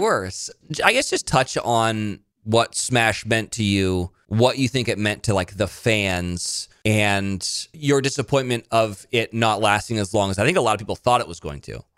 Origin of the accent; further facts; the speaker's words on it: Monterey, California, United States; moved away; also born or lived in Nashville; I'm from Monterey